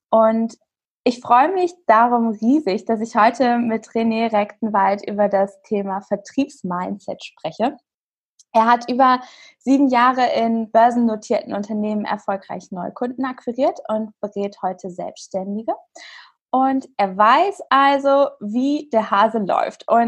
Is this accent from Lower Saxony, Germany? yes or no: yes; Hanover, Lower Saxony, Germany; ich komme aus Hannover.